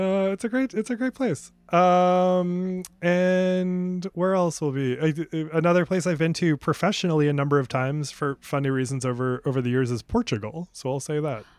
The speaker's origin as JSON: {"language": "English", "region": "New England", "country": "United States", "also_born_or_lived": "Maine", "moved": "as an adult", "lives_now": "Los Angeles, United States", "said": "I was from New England."}